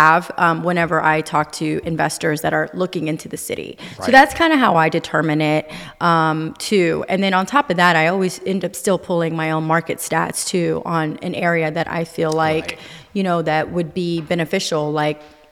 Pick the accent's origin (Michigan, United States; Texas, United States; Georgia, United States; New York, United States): Texas, United States; Houston; being born and raised in Houston